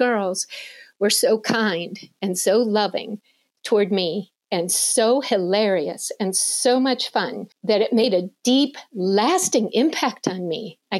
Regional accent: Michigan, United States; I was raised in Michigan my whole life

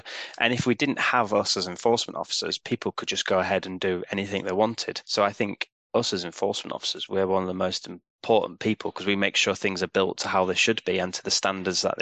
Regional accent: York, Yorkshire and the Humber, United Kingdom; moved away as an adult; also born or lived in South Oxfordshire / Hinckley / Hambleton; I moved up to Hambleton because I'm originally from York. So I moved back up to sort of where I was from

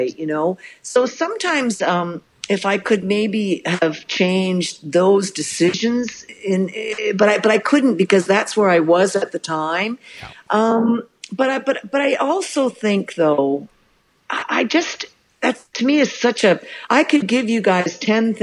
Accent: Canada; I'm Canadian

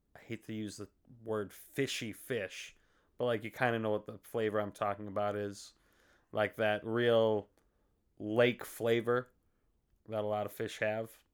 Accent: Faribault, Minnesota, United States; also born or lived in Fargo; hometown of Faribault

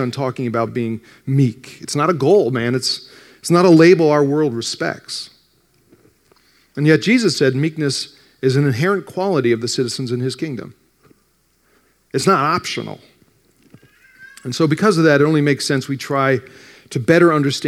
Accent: New Jersey, United States; I grew up in North Jersey, just outside New York

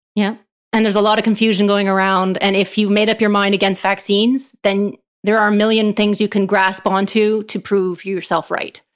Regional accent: Canada; as a Canadian

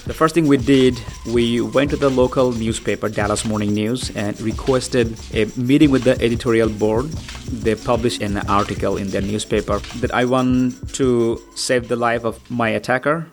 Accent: Bangladesh; now in United States; I'm a Muslim, but I'm not from Middle East. I'm from Bangladesh

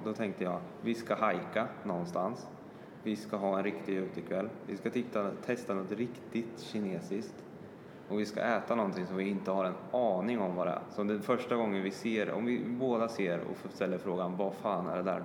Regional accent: Sweden; vi kommer från Sverige

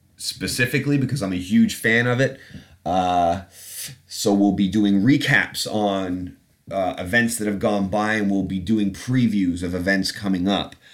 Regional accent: Canada; moved away as an adult; also born or lived in England; now in London, United Kingdom; an accent. Uh, that's from growing up in Canada. I was born in England, but have been back after 20 some odd years in Canada.

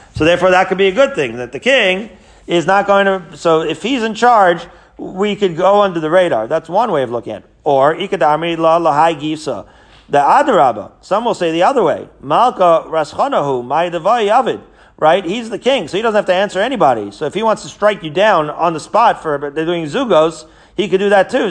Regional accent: Israel; moved away; I grew up in Israel

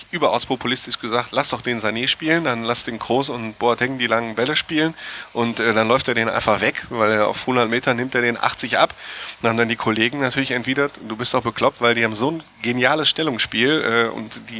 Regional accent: Bochum, North Rhine-Westphalia, Germany; ich bin Bochumer.

